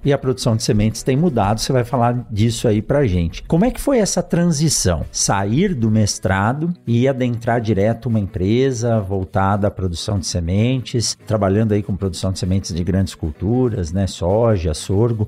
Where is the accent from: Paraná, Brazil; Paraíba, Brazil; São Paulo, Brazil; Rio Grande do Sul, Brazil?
São Paulo, Brazil; moved away as an adult; now in Sinop, Brazil; eu sou de São Paulo